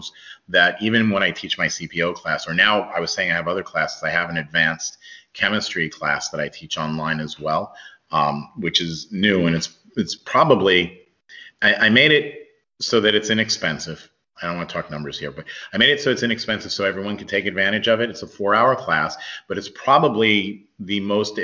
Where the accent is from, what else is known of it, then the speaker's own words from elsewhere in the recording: New York, United States; I grew up in New York